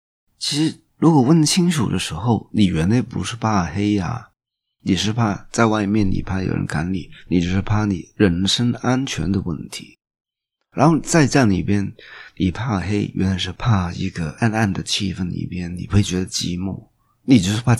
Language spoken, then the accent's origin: Chinese; Guangdong, China; 那我会再问，我们广东人叫蟑螂叫曱甴，